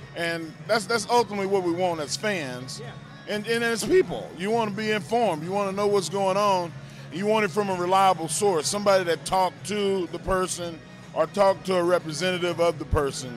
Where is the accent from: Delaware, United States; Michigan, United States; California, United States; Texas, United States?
Texas, United States; Silsbee; I'm from Silsbee